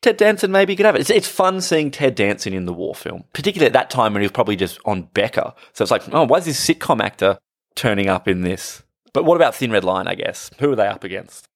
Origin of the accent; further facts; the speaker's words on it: Australia; as an Australian